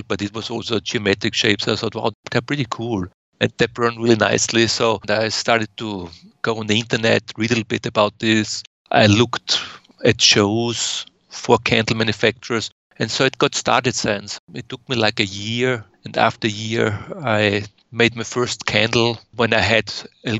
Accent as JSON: {"language": "English", "country": "Austria", "tie": "born or raised there", "moved": "as an adult", "lives_now": "United States", "said": "I was born in Austria and I lived for over 30 years in Austria before I came over to the US."}